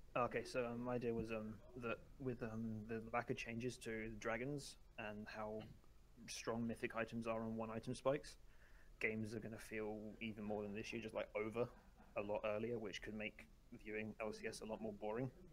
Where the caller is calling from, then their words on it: Surrey, South East England, United Kingdom; I'm calling from Surrey in the U K